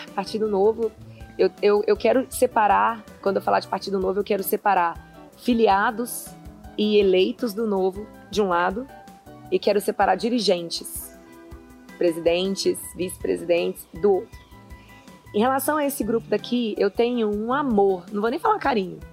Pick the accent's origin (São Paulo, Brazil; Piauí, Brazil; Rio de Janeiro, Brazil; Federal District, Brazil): Federal District, Brazil; Brasília; also born or lived in Patos de Minas, Minas Gerais / Carmo do Paranaíba, Minas Gerais; Eu passei minha infância na Ceilândia